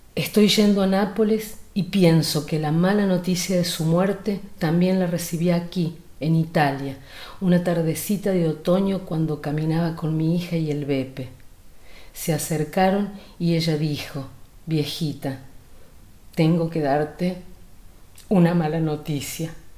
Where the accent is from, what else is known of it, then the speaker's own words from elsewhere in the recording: Argentina; como buena argentina